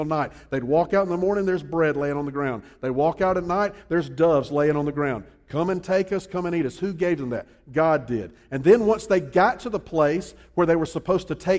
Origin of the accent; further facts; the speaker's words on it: Columbia, South Carolina, United States; also born or lived in Charleston, South Carolina / New Orleans, Louisiana; I'm originally from Columbia